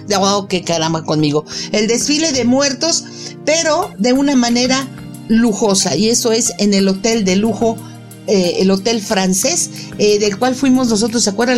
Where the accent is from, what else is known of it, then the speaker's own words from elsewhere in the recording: Mexico; yo soy mexicana